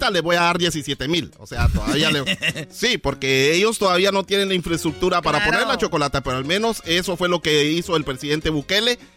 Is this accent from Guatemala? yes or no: yes; Guatemala; accent: Chapín; Tú ya sabes cómo hablamos los chapines.